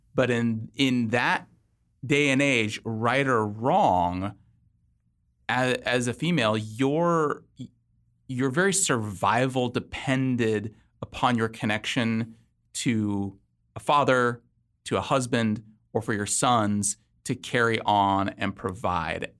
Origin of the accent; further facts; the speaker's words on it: Los Angeles, California, United States; moved away as an adult; now in Virginia, United States; my wife and I, we both grew up in Southern California, Los Angeles. Uh, in twenty thirteen, we moved to Virginia.